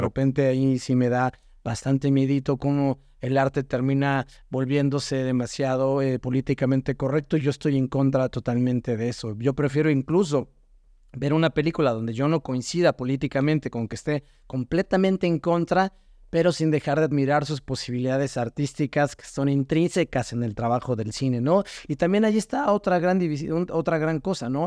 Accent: Mexico

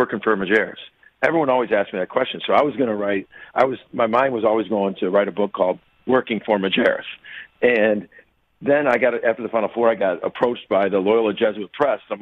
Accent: Chicago, Illinois, United States; I grew up in Chicago

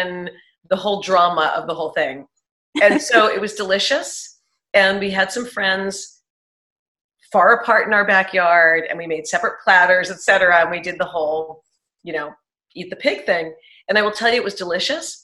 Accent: New York City, New York, United States; now in Dallas, United States; I'm from Manhattan.

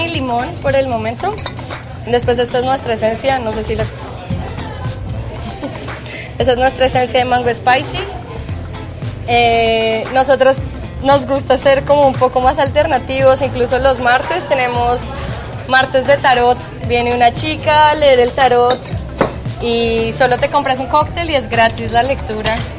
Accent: Colombia; moved away as an adult; now in Antigua Guatemala, Guatemala; soy colombiana

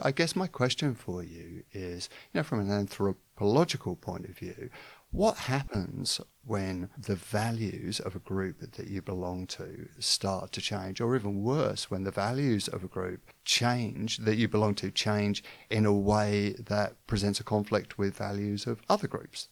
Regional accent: London, United Kingdom; am from London

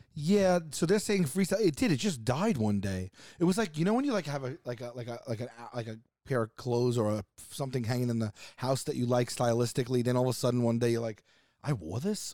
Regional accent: New York City, New York, United States; I'm from Staten Island

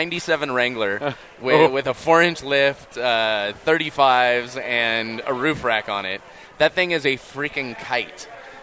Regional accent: California, United States; now in Utah, United States; I am from California.

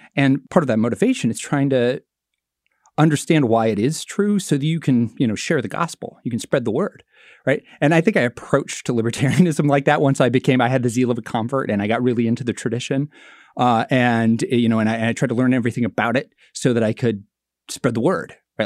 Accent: Marshalltown, Iowa, United States; my hometown, Marshalltown, Iowa

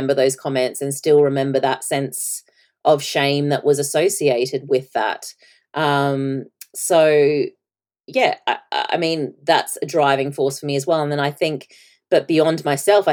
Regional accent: Australia; at the time I was growing up in Australia

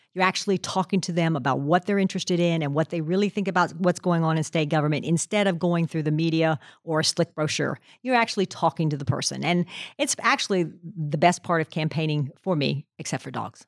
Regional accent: Pennsylvania, United States; moved away as an adult; now in Tennessee, United States; I grew up in Pennsylvania

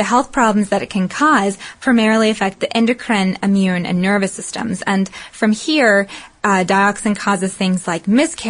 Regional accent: the South, United States; accent: southern; My southern accent gets in my way sometimes, internet.

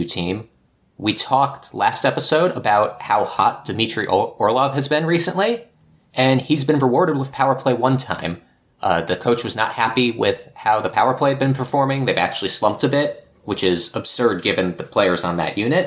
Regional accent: Seattle, Washington, United States; my hometown Seattle

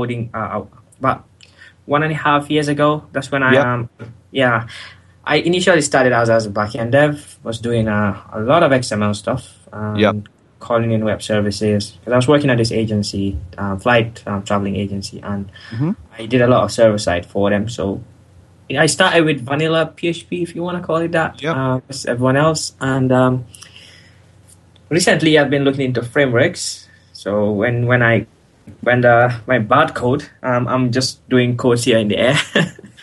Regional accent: Gambia; moved away as an adult; now in United Kingdom; because I'm not natively from the UK. I'm from the Gambia.

